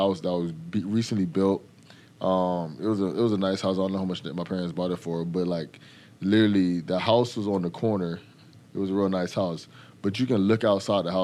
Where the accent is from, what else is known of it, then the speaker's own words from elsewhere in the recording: Fort Lauderdale, Florida, United States; also born or lived in Texas; I grew up in Fort Lauderdale, Florida